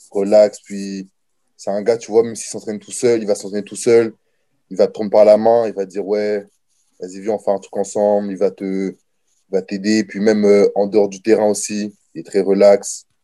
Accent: Niagara, Ontario, Canada; C'est, euh, je suis du Niagara, bien sûr, c'est juste à côté.

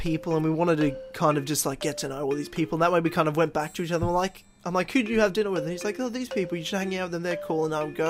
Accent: Queensland, Australia; from my home state

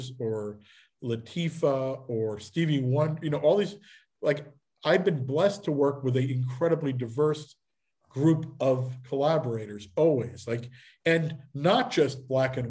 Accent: Tenafly, New Jersey, United States; I grew up in Tenafly, New Jersey, and it was pretty white town

